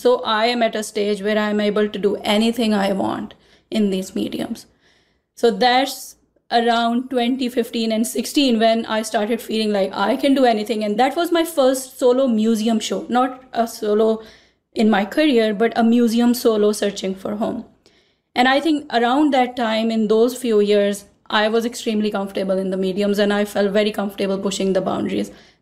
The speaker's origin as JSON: {"language": "English", "country": "Pakistan", "tie": "born or raised there", "moved": "yes", "said": "I grew up in Pakistan in a male-dominated society"}